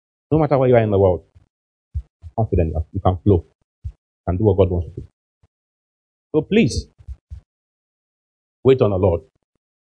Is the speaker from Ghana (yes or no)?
yes; Ghana; We are from Ghana